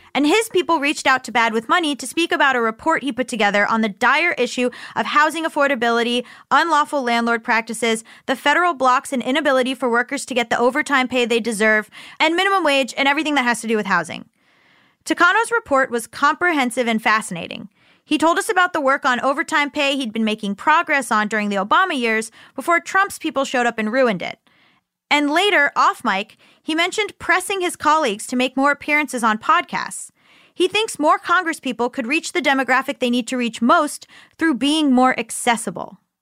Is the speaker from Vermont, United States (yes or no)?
no; Florida, United States; I'm from Florida